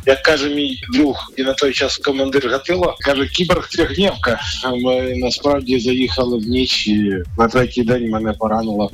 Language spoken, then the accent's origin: Ukrainian; Nizhyn, Chernihiv Oblast, Ukraine; моє рідне містечко Ніжин